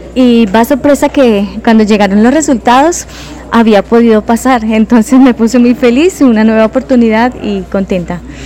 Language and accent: Spanish; Saravena, Arauca, Colombia; moved away as an adult; now in Pereira, Colombia; yo soy de Saravena, Arauca.